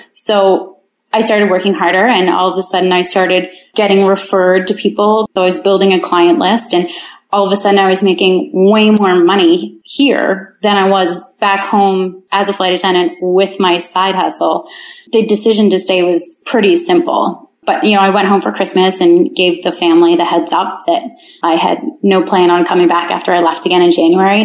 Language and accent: English; Kincardine, Ontario, Canada; moved away; I'm from Kincardine, Ontario. it's a town of 7,000 with a nuclear plant.